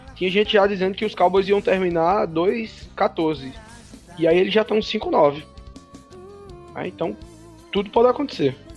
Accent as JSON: {"language": "Portuguese", "town": "Campina Grande", "region": "Paraíba", "country": "Brazil", "said": "Eu sou de Campina Grande, é, aqui na Paraíba"}